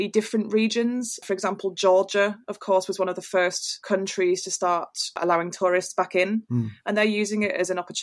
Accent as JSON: {"language": "English", "town": "York", "region": "Yorkshire and the Humber", "country": "United Kingdom", "tie": "born or raised there", "said": "I'm a big fan of the Northeast. It's where I grew up. So I grew up in York"}